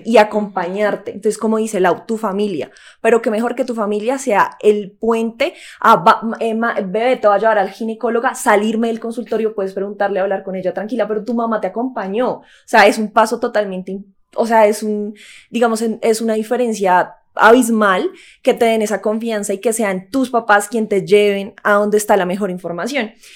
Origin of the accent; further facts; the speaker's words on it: Colombia; como colombianos sabemos